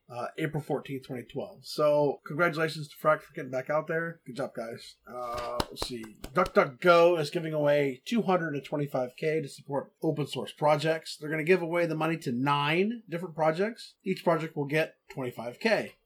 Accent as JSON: {"language": "English", "region": "Texas", "country": "United States", "said": "I'm from Texas. We call it Coke"}